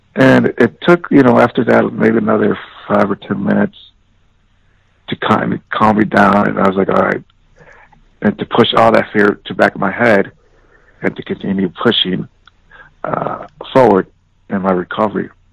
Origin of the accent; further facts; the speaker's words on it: Chicago, Illinois, United States; moved away; growing up in the South Side of Chicago